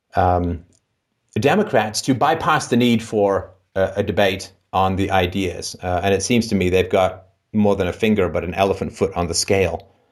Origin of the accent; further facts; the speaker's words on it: England, United Kingdom; I grew up in England